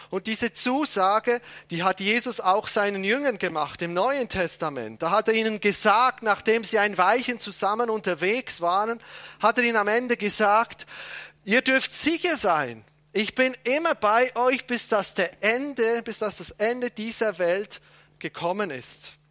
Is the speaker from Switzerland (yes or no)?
yes; Switzerland; Entschuldigung, ich bin Schweizer, das fällt mir nicht so leicht.